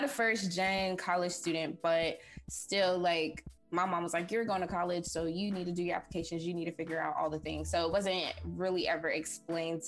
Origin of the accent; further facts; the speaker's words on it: Raleigh, North Carolina, United States; I'm from Raleigh, North Carolina